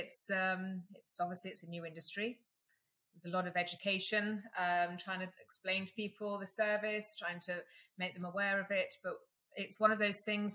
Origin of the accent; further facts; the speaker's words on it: England, United Kingdom; now in Katy, Texas, United States; as you can hear, I'm from England